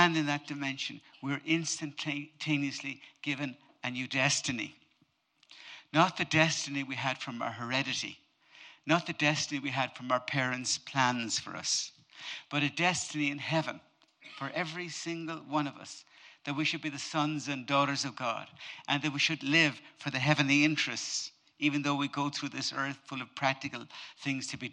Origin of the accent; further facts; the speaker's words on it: Ireland; I'm Irish, but I'm not typically Irish